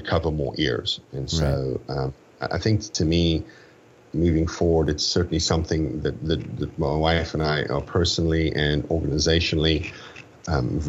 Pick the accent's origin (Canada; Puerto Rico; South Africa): South Africa; I was born in South Africa